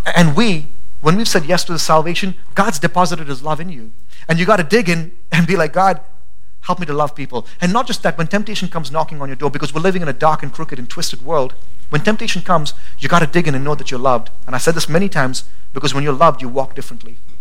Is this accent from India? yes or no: yes; India; now in Boise, United States; I'm Indian